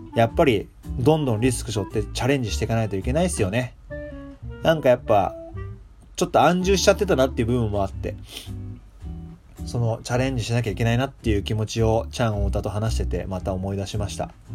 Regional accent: Japan; moved away; 年明けに日本に帰ってたんですけど

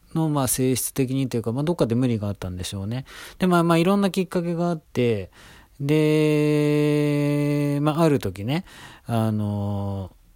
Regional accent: Tokyo, Japan; 東京生まれ、東京育ち

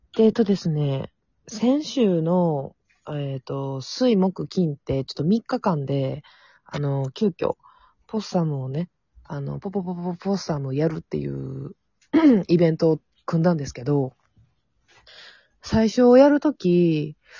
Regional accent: Amagasaki, Hyogo, Japan; 地元が阪神天崎

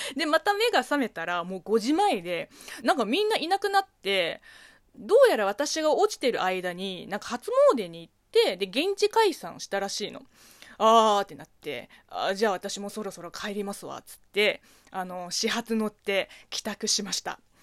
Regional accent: China; Japanese is a second language; now in Japan; 中国生まれ、中国育ちの私

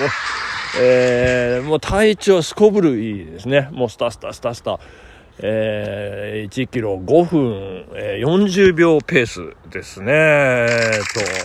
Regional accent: Nagano, Japan; 自分の実家の近くなんですけど、えっ、ー、とですね、スタートしたのが、長野市東和田の

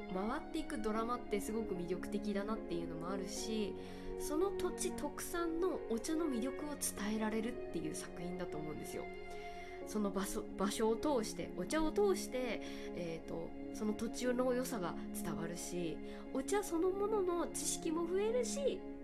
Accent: Kagoshima, Japan; moved away; 鹿児島が実家

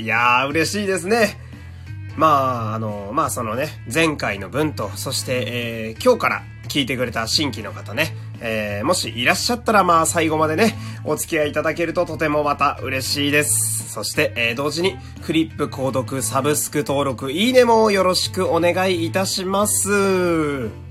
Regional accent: Fukui, Japan; 私の地元でこういうので言うと、福井市

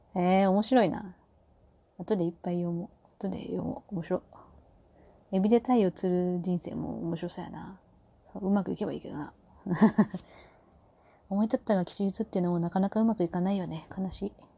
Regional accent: Kyushu, Japan; moved away; also born or lived in Fukuoka; 九州生まれだけど

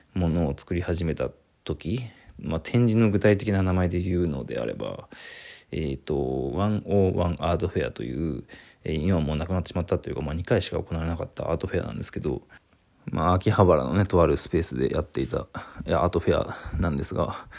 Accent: Saitama, Japan; 大宮のアトリエでお届けしてます。大宮の制作アトリエですね。あの、まあ、前回話しましたけど、もともとうちの実家が海外教室やってまして、まあ、その実家の1階ですね

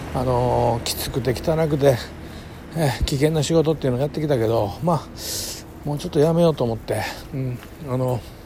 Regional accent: Kobe, Hyogo, Japan; 神戸のほんまに下町で育ってきた

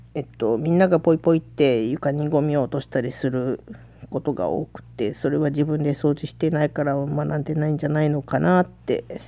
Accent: Osaka, Japan; accent: Osaka dialect; also born or lived in Tokyo; 私は東京生まれの大阪育ちっていうことで

